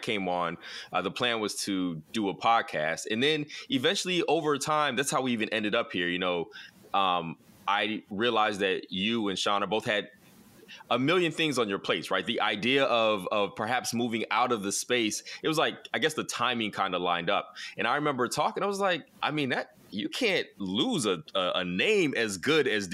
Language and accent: English; the South, United States; I'm a Southerner